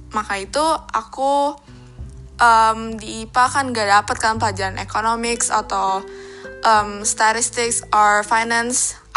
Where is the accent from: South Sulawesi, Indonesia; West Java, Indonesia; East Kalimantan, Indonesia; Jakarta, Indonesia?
Jakarta, Indonesia; born there; Aku lahir di Jakarta, tanggal 8 Desember tahun 2003.